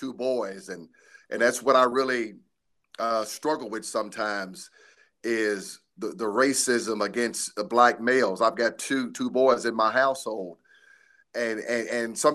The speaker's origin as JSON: {"language": "English", "town": "Shelbyville", "region": "Kentucky", "country": "United States", "tie": "born or raised there", "said": "I was born and raised here in Shelbyville, Kentucky. This is home"}